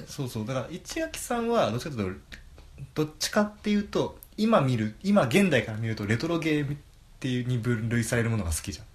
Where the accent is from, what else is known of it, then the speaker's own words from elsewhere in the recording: Aichi, Japan; 僕が愛知出身